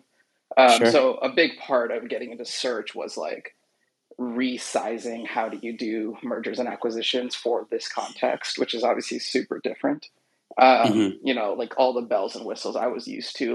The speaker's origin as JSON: {"language": "English", "town": "Seattle", "region": "Washington", "country": "United States", "tie": "born or raised there", "said": "It's a residential and commercial tree care business in Seattle, which is my hometown"}